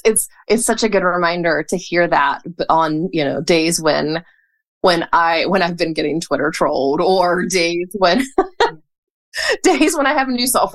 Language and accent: English; Hickory, North Carolina, United States; Hickory, North Carolina.